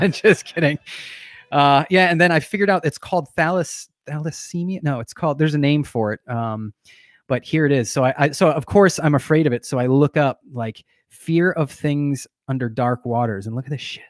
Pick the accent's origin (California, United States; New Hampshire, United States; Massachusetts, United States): New Hampshire, United States; I grew up in New